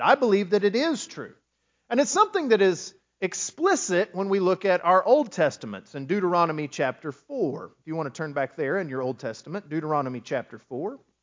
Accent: West Texas, United States; moved away as an adult; I grew up in West Texas, as you know, and there was nothing to do after about dark.

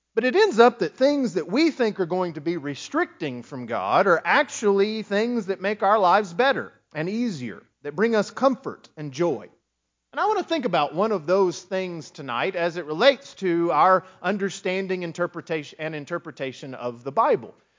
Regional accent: West Texas, United States; moved away as an adult; I grew up in West Texas, as you know, and there was nothing to do after about dark.

